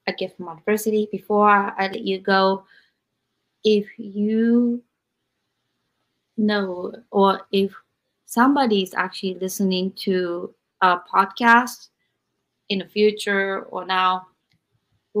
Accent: Japan; moved away; I was raised in Japan

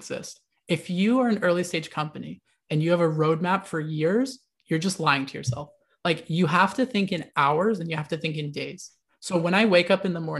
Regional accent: United States; I was born in the United States

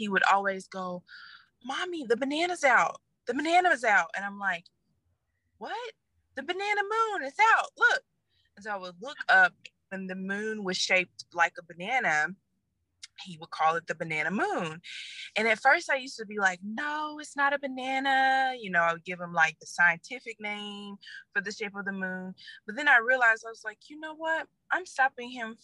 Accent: Little Rock, Arkansas, United States; now in Raleigh, United States; I am originally from Little Rock, Arkansas. But now I reside in Raleigh

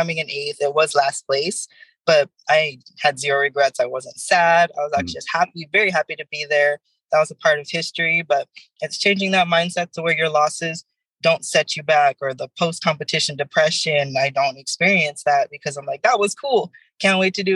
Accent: Fontana, California, United States; also born or lived in Riverside; I went down the middle school down the street from here. I went to high school in Riverside. My mother lives in San Bernardino. So my entire life, I've been in the Inland Empire area

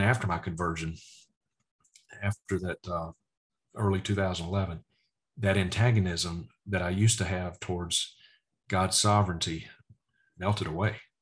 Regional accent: Vicksburg, Mississippi, United States; moved away; my hometown of Vicksburg, Mississippi. It's where we lived

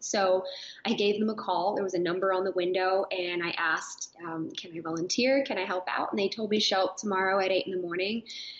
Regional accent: Houston, Texas, United States; Well, I'm a Houston native originally. I was a military kid, so I kind of got used to moving around from place to place. But I spent most of my time growing up in Texas.

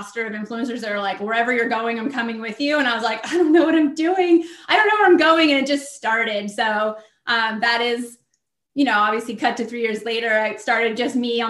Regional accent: Southern California, United States; also born or lived in Washington, D.C.; I'm from Southern California. I'm in San Diego, but I lived in DC for many years

